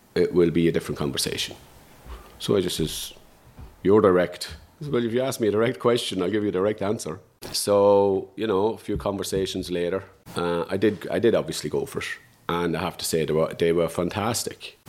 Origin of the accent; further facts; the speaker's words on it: Dundalk, Leinster, Ireland; I'm a guy from Dundalk